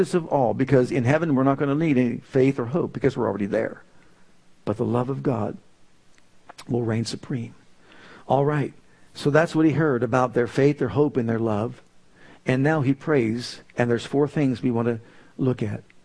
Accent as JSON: {"language": "English", "town": "Youngstown", "region": "Ohio", "country": "United States", "tie": "born or raised there", "also_born_or_lived": "Tulsa, Oklahoma", "moved": "as an adult", "said": "When I was called to leave my hometown of Youngstown to go to Tulsa, Oklahoma"}